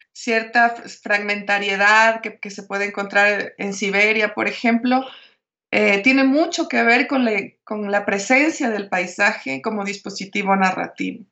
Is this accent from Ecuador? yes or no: yes; Guayaquil, Guayas, Ecuador; yo nací en la costa, yo nací en Guayaquil, que está a hora y media del mar